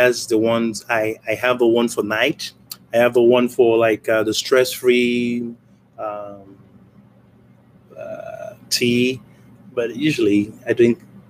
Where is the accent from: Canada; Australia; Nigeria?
Nigeria; now in United States; I'm from Nigeria.